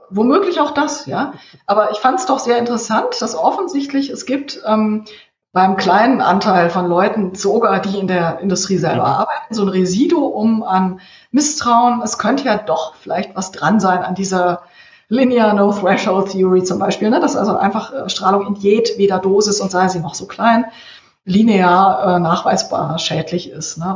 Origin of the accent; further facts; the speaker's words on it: Cologne, North Rhine-Westphalia, Germany; moved away; ich bin im Kölner Norden aufgewachsen